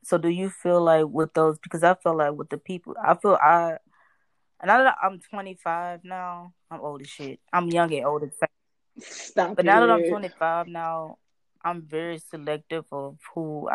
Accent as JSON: {"language": "English", "region": "Florida", "country": "United States", "said": "I'm from Florida"}